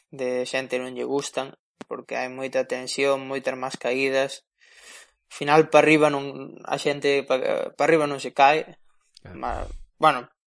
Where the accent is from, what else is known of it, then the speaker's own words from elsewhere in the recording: Spain; sendo español